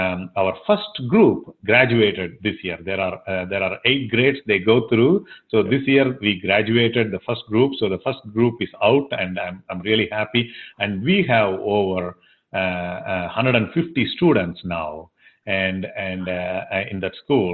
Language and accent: English; Tamil Nadu, India; first language Tamil; English is a second language; also born or lived in Nashville, Tennessee; now in Tennessee, United States; I grew up a part of India that this language is dominant